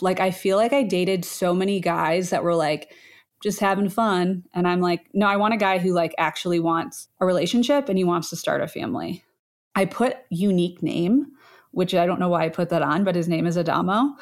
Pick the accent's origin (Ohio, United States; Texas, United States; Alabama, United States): Ohio, United States; I grew up in Ohio, Midwest girl